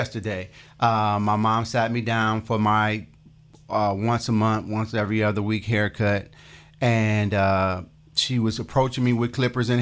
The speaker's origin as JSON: {"language": "English", "town": "East Cleveland", "region": "Ohio", "country": "United States", "tie": "born or raised there", "said": "I grew up in East Cleveland. I'm a product of East Cleveland schools"}